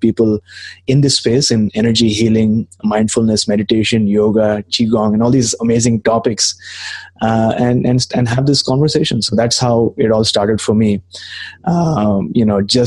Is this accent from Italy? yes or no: no; Mumbai, Maharashtra, India; moved away as an adult; now in Canada; I came to Canada about 2.5 years back. I'm initially from Mumbai